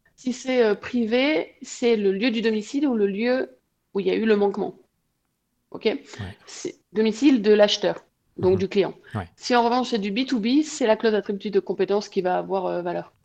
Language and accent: French; Provence-Alpes-Côte d'Azur, France; now in Toulouse, France; Je suis de la Côte d'Azur également, mais j'habite Toulouse